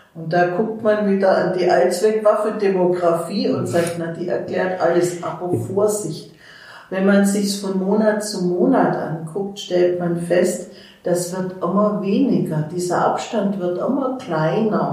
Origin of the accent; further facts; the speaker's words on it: Mannheim, Baden-Württemberg, Germany; moved away as an adult; now in Erfurt, Germany; Ich komme aus Mannheim